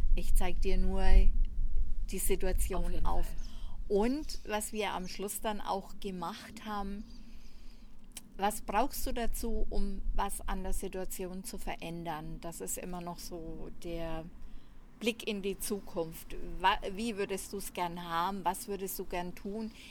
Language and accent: German; Franconia, Nuremberg area, Bavaria, Germany; accent: Franconian; wie man anhand der Sprache hört, komme ich aus Franken, aus dem Nürnberger Raum